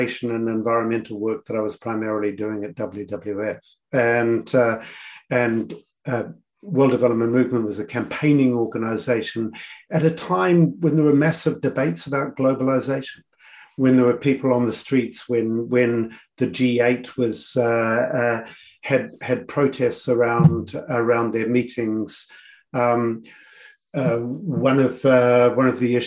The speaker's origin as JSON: {"language": "English", "country": "New Zealand", "also_born_or_lived": "Samoa / United States / United Kingdom", "moved": "as an adult", "said": "I was always a Kiwi who was enjoying global work, because it was working on a stage that I couldn't do in New Zealand, but very much a Kiwi."}